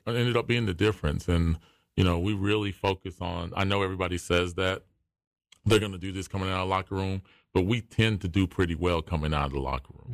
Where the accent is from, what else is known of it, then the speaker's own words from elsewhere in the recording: Wilmington, North Carolina, United States; I grew up in Wilmington and we moved out to College Acres right there on the edge of the campus